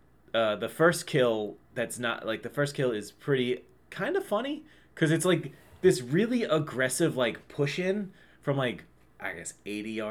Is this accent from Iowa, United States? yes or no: no; Long Island, New York, United States; I'm from Long Island